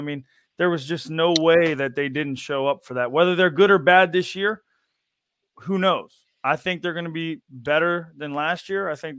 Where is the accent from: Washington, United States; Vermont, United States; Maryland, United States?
Maryland, United States; moved away; I'm in my hometown in Maryland.